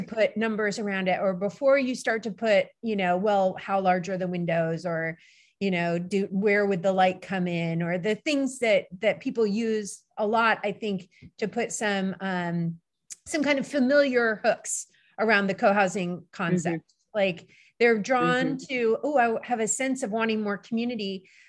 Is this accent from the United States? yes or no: no; Turkey; because I grew up in Turkey going to the Kapalı Çarşı in Istanbul.